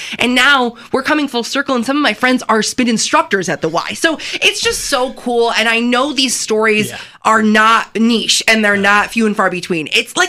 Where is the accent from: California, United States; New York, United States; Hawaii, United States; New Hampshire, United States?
New York, United States; Canandaigua; I also was a Y kid. I grew up at the Y. I grew up in Canandaigua.